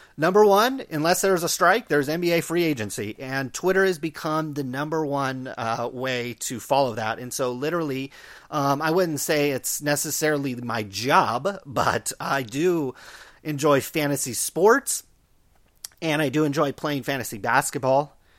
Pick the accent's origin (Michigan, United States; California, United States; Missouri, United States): California, United States; Stockton; growing up in, in Stockton